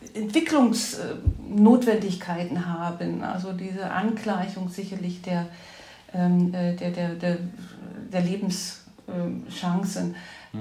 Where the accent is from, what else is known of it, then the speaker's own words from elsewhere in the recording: Ore Mountains, Saxony, Germany; moved away as an adult; also born or lived in Berlin; now in Düsseldorf, Germany; ich bin in Ostdeutschland geboren, im Erzgebirge groß geworden und habe meine schulische Ausbildung im Sachsenland gemacht